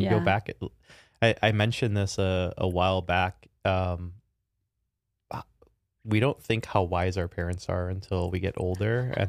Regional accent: Chicago, Illinois, United States; Chicago. So I grew up in the south side of Chicago and had a phenomenal family.

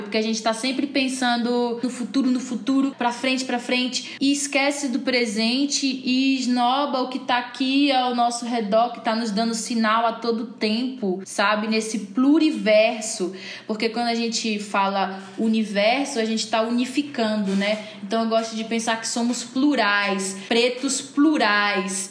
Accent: Salvador, Bahia, Brazil; moved away as an adult; now in São Paulo, Brazil; eu que saí de Salvador para vir para São Paulo

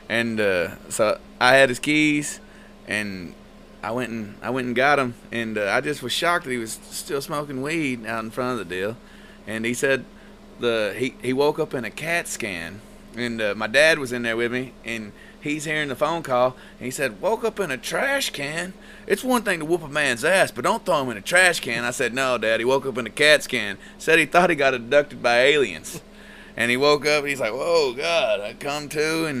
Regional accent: Linden, Texas, United States; growing up in Linden, you know, back in the day

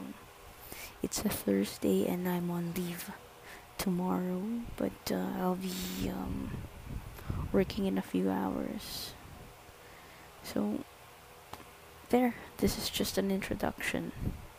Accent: Calabarzon, Philippines; I'm from Cavite

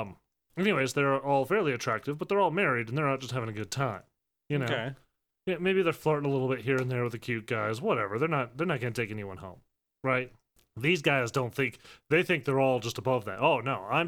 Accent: Chicago, Illinois, United States; I'm from Chicago

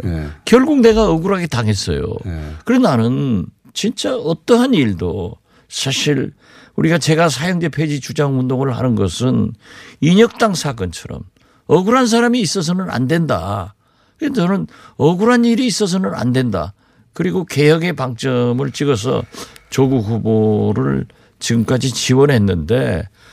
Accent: Jindo, South Jeolla, South Korea; moved away; 우리 고향 진도

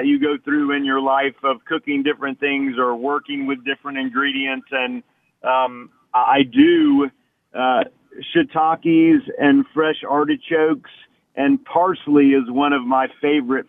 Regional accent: Lafayette, Louisiana, United States; my heritage growing up in Lafayette

